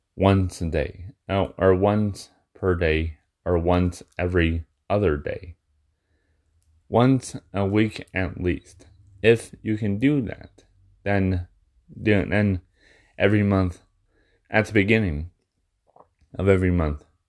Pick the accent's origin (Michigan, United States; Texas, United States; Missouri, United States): Michigan, United States; being in my hometown where I'm at, you know, like in in Michigan.